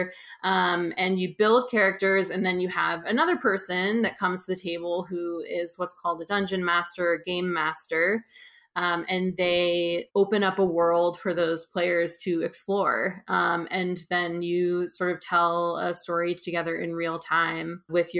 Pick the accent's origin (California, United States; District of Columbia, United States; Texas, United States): California, United States; just outside of San Francisco; now in Brooklyn, United States; I'm from California originally, just outside of San Francisco. And I live in Brooklyn, New York.